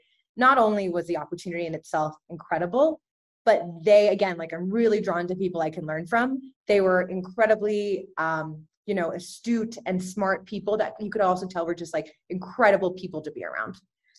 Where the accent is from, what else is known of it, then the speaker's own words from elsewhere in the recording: Dallas, Texas, United States; also born or lived in Guadalajara, Mexico; I'm originally from Guadalajara, Mexico, but I did move to the United States when I was 3 years old. So Tex-Mex, right? And proudly Tex-Mex. I consider myself both Mexican and American. So I grew up in Dallas.